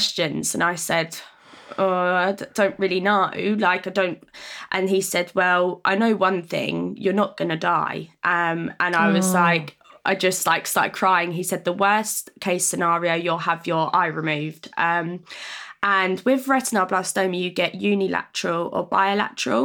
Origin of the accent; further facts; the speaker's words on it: Horsham, South East England, United Kingdom; I am from Horsham